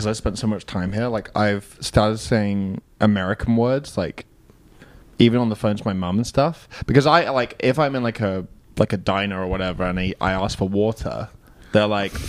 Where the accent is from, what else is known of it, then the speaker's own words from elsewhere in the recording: United Kingdom; accent: British; as a British person.